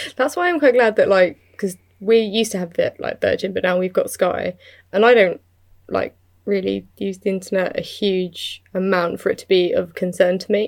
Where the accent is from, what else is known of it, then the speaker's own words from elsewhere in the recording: United Kingdom; I'm British